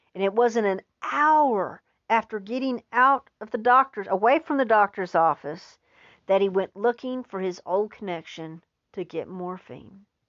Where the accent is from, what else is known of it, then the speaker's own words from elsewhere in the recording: Texas, United States; as a Texan